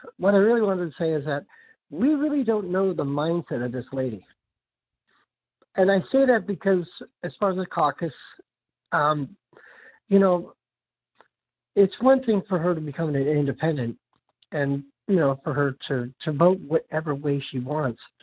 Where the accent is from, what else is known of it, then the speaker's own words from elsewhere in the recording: San Diego, California, United States; now in Boston, United States; I grew up in California, in Sa-, in San Diego